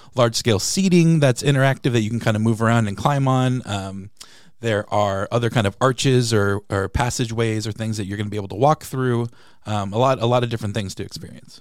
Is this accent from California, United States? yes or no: yes; San Diego, California, United States; moved away as an adult; now in Peoria, United States; I'm from San Diego and I'm a huge Padres fan.